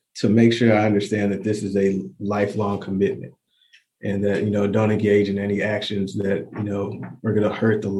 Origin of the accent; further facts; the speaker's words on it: Chicago, Illinois, United States; now in Kentucky, United States; I'm from Chicago and now I'm in small town Kentucky